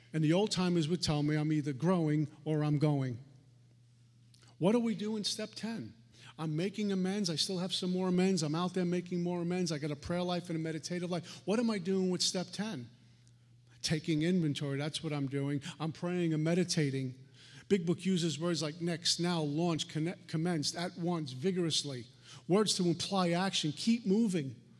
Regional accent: New York City, New York, United States; I grew up in Brooklyn

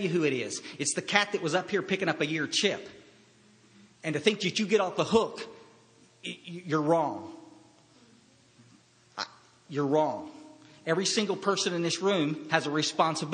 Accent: Kerrville, Texas, United States; I was raised up in Central Texas in Kerrville, Texas, in a small little town, and it's where I'm living back there now

